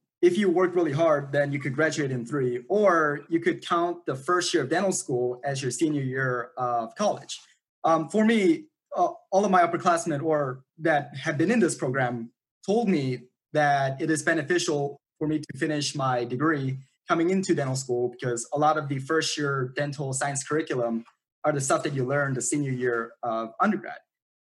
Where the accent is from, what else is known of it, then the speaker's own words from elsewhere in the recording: Ohio, United States; also born or lived in South Korea; My family immigrated from the Republic of Korea to the United States back in 2004. We have lived in the great state of Ohio since then